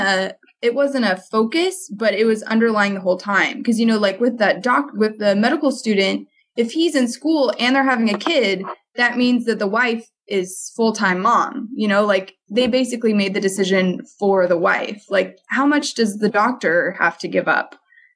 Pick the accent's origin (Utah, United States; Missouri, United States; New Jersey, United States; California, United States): Utah, United States; Provo; I grew up in Provo